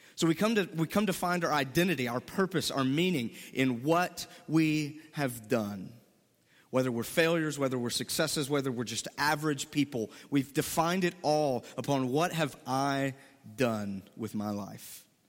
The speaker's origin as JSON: {"language": "English", "region": "Mississippi", "country": "United States", "tie": "born or raised there", "moved": "as an adult", "said": "I am from Mississippi, born and raised, never left"}